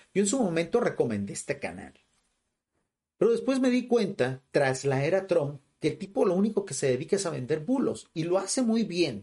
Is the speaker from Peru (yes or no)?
no; Mexico; vivo en México, o sea, y en un lugar totalmente rural de México